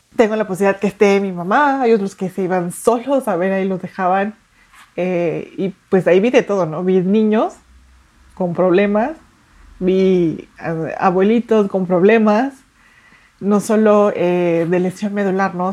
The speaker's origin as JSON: {"language": "Spanish", "region": "Mexico City", "country": "Mexico", "tie": "born or raised there", "moved": "as an adult", "lives_now": "Saltillo, Mexico", "said": "yo nací en la Ciudad de México, eh, tengo 16 años viviendo en Saltillo"}